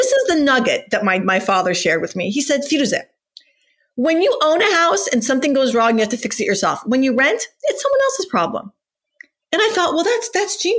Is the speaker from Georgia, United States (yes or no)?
no; Whittier, Newport Beach, California, United States; also born or lived in Iran; we moved from Whittier, California to Newport Beach, California, when I was in sixth grade